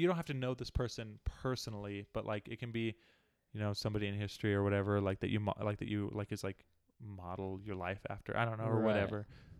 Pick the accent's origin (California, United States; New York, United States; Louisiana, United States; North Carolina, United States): California, United States; born there; also born or lived in Alaska / Arizona / Utah; I was born in California. My family was in the military a little bit after I was born. And so we moved up to Alaska, were there for a little while